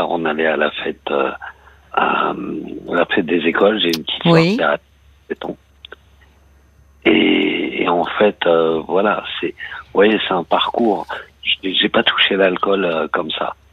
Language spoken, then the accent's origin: French; Île-de-France, France; je suis de la, région parisienne, hein, je suis d'Argentine Oui. Euh, aujourd'hui, j'habite en Bretagne.